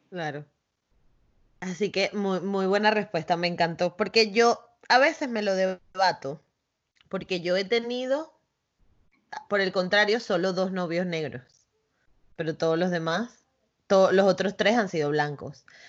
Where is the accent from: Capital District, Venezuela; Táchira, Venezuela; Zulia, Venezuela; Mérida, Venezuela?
Capital District, Venezuela; Caracas; yo soy de Caracas, de la capital